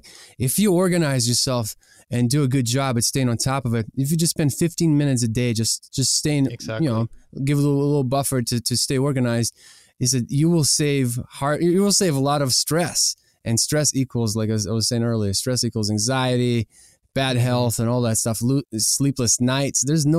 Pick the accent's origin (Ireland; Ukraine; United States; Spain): Ukraine; first language ru; English is a second language; We're originally from Ukraine, but people always, you know, said that, oh, are you from Russia?